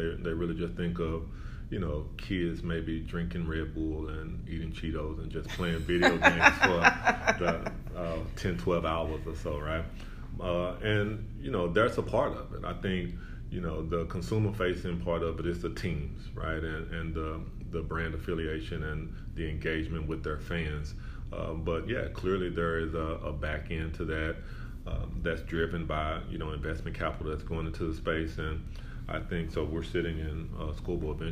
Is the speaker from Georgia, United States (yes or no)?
no; Dallas, Texas, United States; so I'm from Dallas originally. I grew up in Dallas